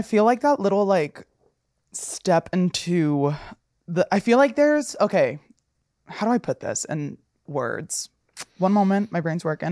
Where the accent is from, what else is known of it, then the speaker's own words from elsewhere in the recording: Passaic County, New Jersey, United States; I'm from Passaic County